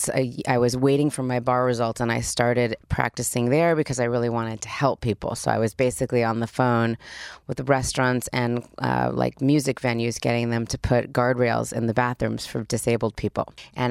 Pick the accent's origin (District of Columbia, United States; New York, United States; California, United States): California, United States; Los Angeles; also born or lived in Spain / Australia / Switzerland; I grew up here. I went to Beverly Hills High School. I grew up right here in LA.